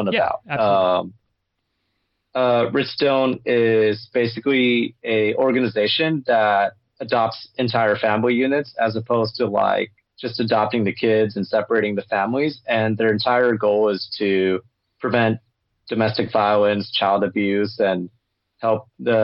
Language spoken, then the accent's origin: English; Los Angeles, California, United States; I grew up in Los Angeles myself